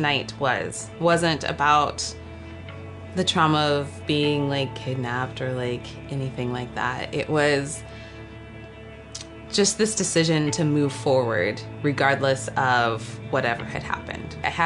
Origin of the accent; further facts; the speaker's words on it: Boulder, Colorado, United States; moved away as an adult; now in Hawaii, United States; I'm originally from Boulder, Colorado. It's where I was born. And I grew up in Boulder County. So lived in Colorado for all of my life until I moved here 5.5 years ago